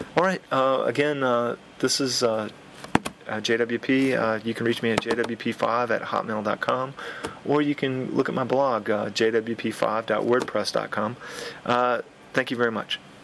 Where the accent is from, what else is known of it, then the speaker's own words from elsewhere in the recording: United States; being an American